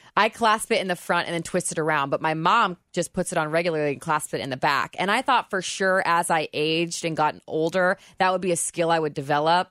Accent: Indiana, United States; now in Kentucky, United States; I was from Indiana

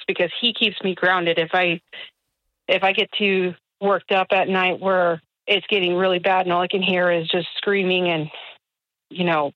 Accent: California, United States; now in Nashville, United States; I'm from California

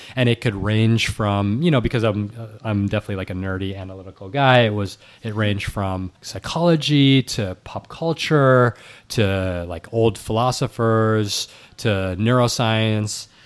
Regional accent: New York City, New York, United States; recording from fifteen blocks from where, where I grew up, and, uh, I was born in New York City

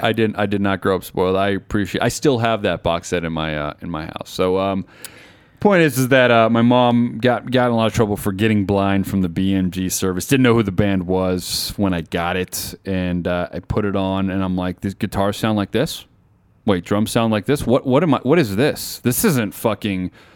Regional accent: Las Vegas, Nevada, United States; I'm from Las Vegas, Nevada

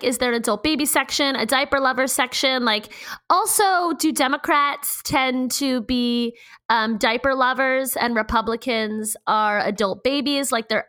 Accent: Baltimore, Maryland, United States; I'm from Baltimore.

